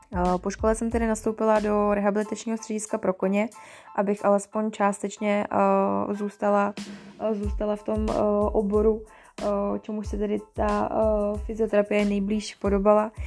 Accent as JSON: {"language": "Czech", "town": "Děčín", "region": "Ústí nad Labem Region", "country": "Czechia", "also_born_or_lived": "Mariánské Lázně", "said": "pocházím z Děčína"}